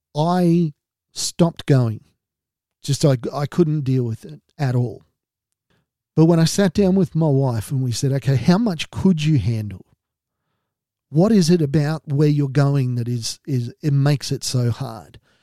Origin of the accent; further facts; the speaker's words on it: Australia; being an Australian